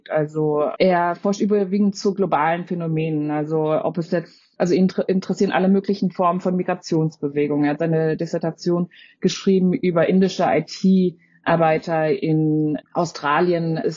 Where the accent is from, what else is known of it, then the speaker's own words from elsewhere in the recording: Freiburg, Baden-Württemberg, Germany; Natürlich, ich bin selbst in Freiburg aufgewachsen.